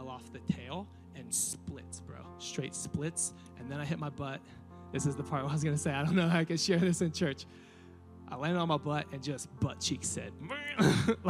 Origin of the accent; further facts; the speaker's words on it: Riverside, California, United States; now in Murrieta, United States; I never thought that I would leave Riverside. I never thought I would get out of my hometown